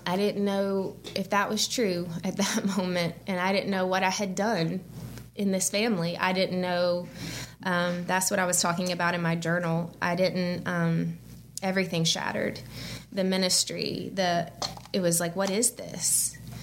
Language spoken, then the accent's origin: English; Birmingham, Alabama, United States; moved away as an adult; also born or lived in St. Simons Island, Georgia; I grew up in Birmingham, went to college at Auburn